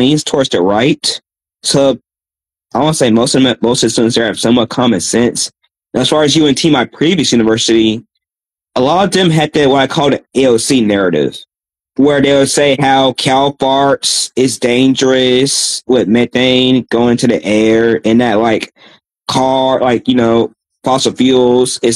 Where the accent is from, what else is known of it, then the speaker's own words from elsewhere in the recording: Austin, Texas, United States; I'm from Austin, Texas